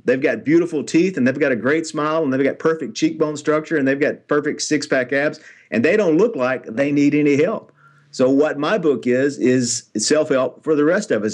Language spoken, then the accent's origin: English; Nashville, Tennessee, United States; I'm born and raised in Nashville, Tennessee